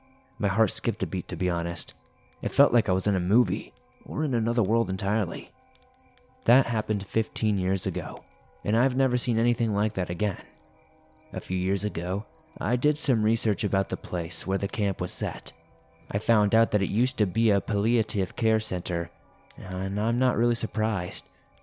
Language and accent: English; Montreal, Quebec, Canada; I'm from Montreal, so I don't know the area super well.